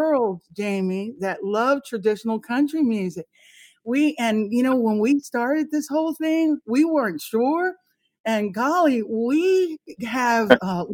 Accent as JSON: {"language": "English", "region": "Florida", "country": "United States", "moved": "yes", "said": "I'm originally from Florida"}